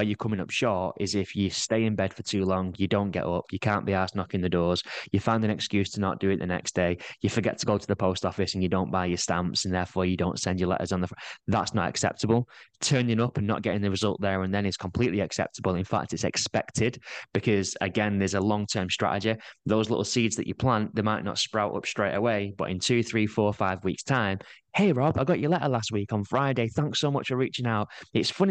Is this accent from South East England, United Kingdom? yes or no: no; Manchester, North West England, United Kingdom; moved away as an adult; now in Blackpool, United Kingdom; So I'm from Manchester. I moved nearer to Blackpool.